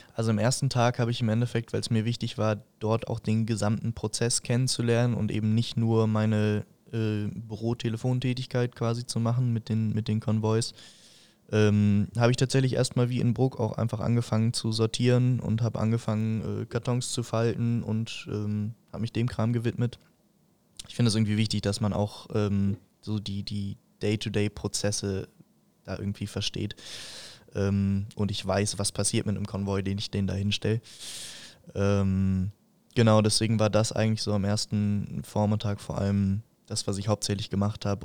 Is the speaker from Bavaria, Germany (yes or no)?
yes; Fürstenfeldbruck, Bavaria, Germany; bei uns in Fürstenfeldbruck